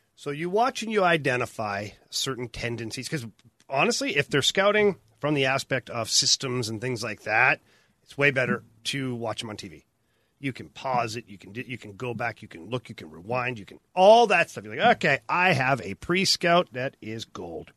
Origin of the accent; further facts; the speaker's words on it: Canada; now in United States; I know I'm Canadian